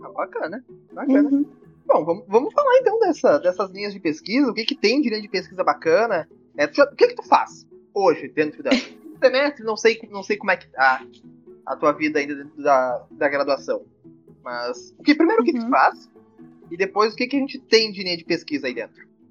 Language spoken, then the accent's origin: Portuguese; Rio Grande do Sul, Brazil; eu, como gaúcho